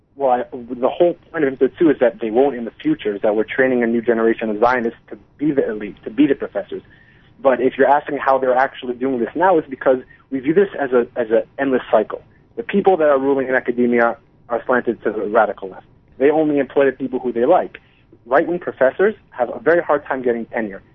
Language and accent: English; New Jersey, United States; moved away as an adult; now in Israel; I was born I was born and raised in New Jersey, and uh, I made Aliyah back in 2008